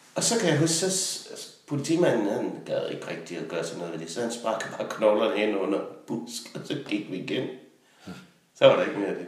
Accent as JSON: {"language": "Danish", "country": "Denmark", "said": "var jeg jo hjemme i Danmark igen"}